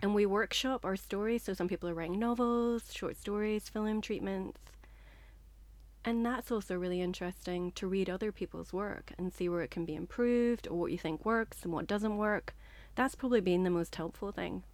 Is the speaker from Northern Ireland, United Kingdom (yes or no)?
yes; Northern Ireland, United Kingdom; moved away as an adult; also born or lived in Liverpool; now in London, United Kingdom; I'm from Northern Ireland